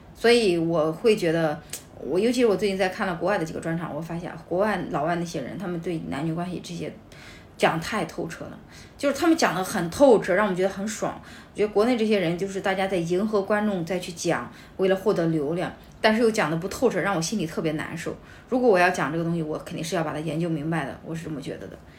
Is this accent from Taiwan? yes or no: no; Henan, China; 我也是河南人